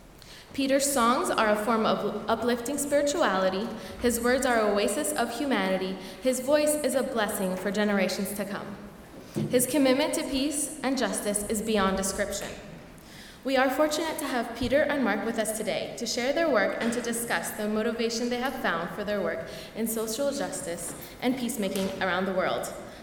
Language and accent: English; Palestine; moved away; also born or lived in Goshen; I'm a fourth year here at Goshen, and I was born and raised in Palestine.